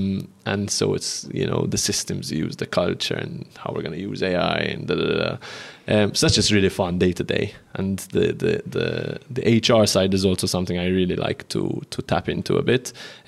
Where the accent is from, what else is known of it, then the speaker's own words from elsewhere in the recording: Malta; we're starting a podcast called Growing Pains, which is talks about the pains of growing up in Malta.